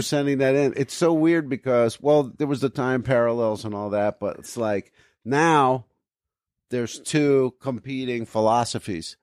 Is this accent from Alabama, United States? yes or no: no; New Jersey, United States; moved away; I grew up in New Jersey